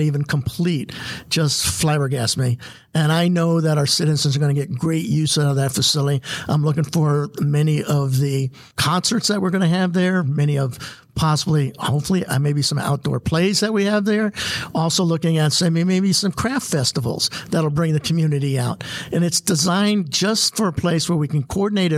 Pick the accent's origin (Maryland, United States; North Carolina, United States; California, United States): Maryland, United States; moved away as an adult; now in Goodyear, Arizona, United States; I'm originally from Maryland. Came out here in 86.